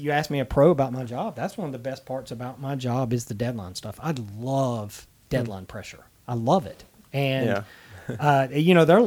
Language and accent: English; Anderson, South Carolina, United States; now in Macon, United States; my hometown paper in Anderson, South Carolina